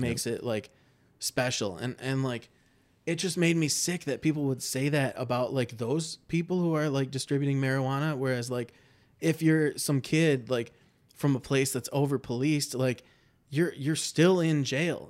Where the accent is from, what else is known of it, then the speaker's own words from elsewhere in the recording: Livonia, Michigan, United States; now in Ann Arbor, United States; I grew up in Livonia, which is, like, one of my least favorite places on the planet